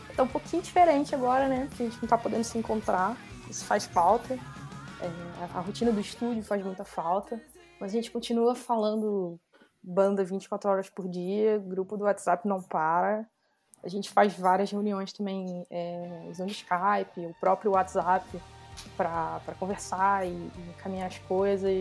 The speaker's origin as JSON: {"language": "Portuguese", "region": "Rio de Janeiro", "country": "Brazil", "accent": "carioca", "said": "pelo meu sotaque, todo mundo já sabe que eu sou carioca"}